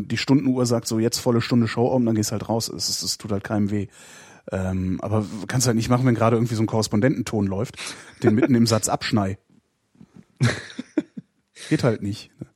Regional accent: Cologne, North Rhine-Westphalia, Germany; moved away; in meiner Heimatstadt Köln

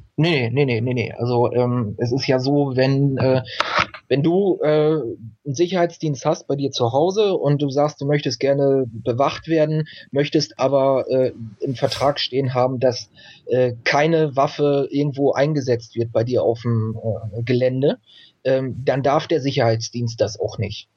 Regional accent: East Frisia, Lower Saxony, Germany; moved away as an adult; now in Emsland, Germany; ich bin in Ostfriesland gestor-, äh, äh, geboren, bin da aufgewachsen

